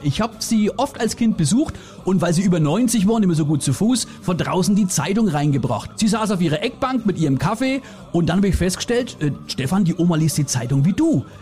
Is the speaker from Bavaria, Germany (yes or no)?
yes; Franconia, Bavaria, Germany; wir Franken das einzige Volk sind, das Holz nicht auseinanderhackt, sondern zusammenhackt